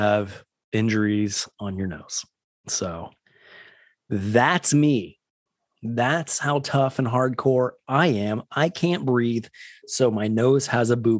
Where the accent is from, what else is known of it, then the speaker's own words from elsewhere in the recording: West Coast, United States; Growing up on the West Coast, Disneyland was my Disney home